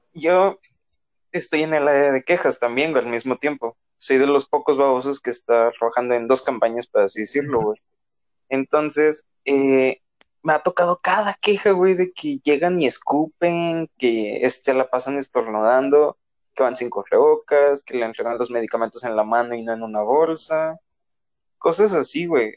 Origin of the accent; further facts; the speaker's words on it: Nuevo León, Mexico; todos somos de aquí de Nuevo León